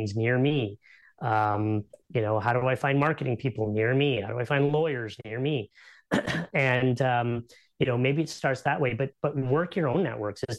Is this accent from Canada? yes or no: yes; Canada; because we're Canadian